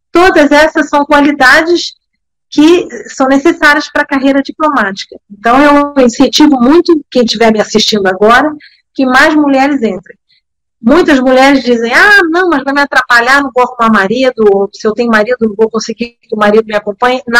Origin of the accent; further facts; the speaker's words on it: Bern, Switzerland; born there; eu nasci em Berna porque meu pai era embaixador na época era terceiro secretário, diplomata como eu, e trabalhava lá. Mas para deixar bem claro, eu não sou suíça, eu fui registrada na embaixada do Brasil.